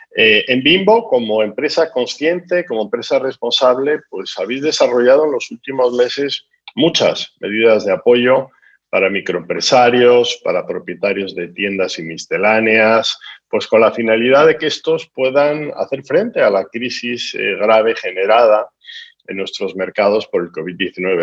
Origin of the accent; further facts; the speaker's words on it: Spain; yo soy español, como se manifiesta por mi acento